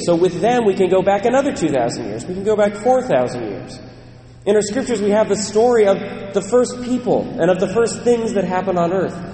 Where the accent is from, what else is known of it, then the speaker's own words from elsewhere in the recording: United States; also born or lived in Ireland (ancestry) / Netherlands (ancestry) / Germany (ancestry); I'm American